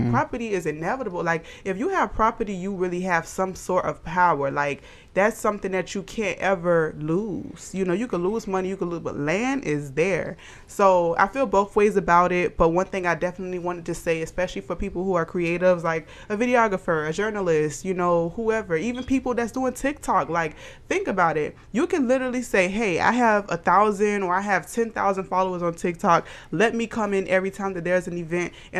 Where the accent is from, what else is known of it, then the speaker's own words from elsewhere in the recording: Savannah, Georgia, United States; moved away; my hometown